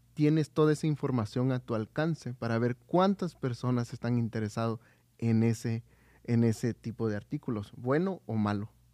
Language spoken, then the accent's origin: Spanish; Oaxaca, Mexico; soy de Oaxaca